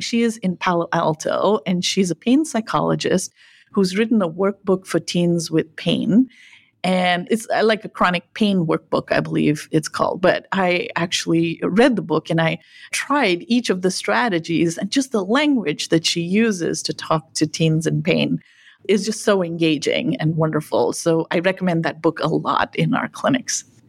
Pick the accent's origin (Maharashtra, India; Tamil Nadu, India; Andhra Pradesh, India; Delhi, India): Tamil Nadu, India; Nilgiri Hills; now in United States; I spent some years growing up in India, in the south, in what's called the Nilgiri Hills